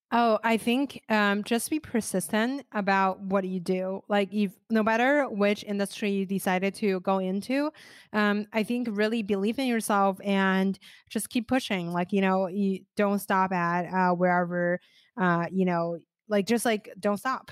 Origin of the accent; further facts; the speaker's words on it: China; moved away; also born or lived in United States; I was originally from China